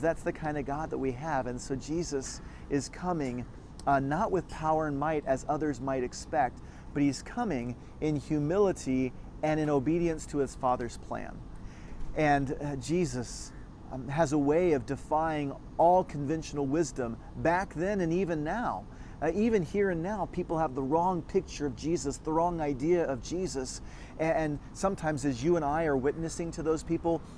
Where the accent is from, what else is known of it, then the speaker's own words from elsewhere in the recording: Texas, United States; I grew up in Texas